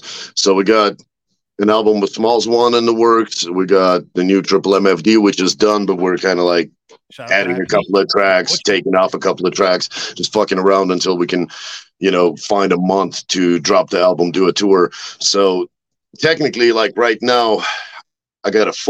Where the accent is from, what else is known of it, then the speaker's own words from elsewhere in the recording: Russia; I'm from Russia